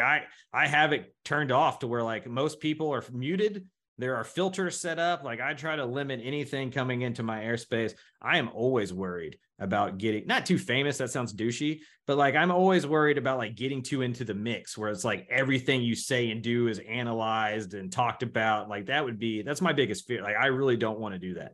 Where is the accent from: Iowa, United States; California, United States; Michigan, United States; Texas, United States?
Texas, United States; Missouri City; I grew up in Missouri City in elementary school